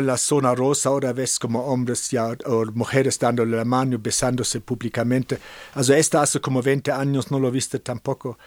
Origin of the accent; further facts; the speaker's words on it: Cologne, North Rhine-Westphalia, Germany; Spanish is a second language; moved away as an adult; also born or lived in San Francisco; now in San Miguel de Allende, Mexico; yo soy alemán, yo nací en Colonia, Alemania